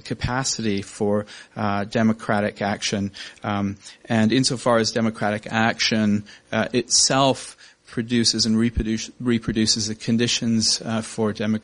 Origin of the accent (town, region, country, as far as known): Canada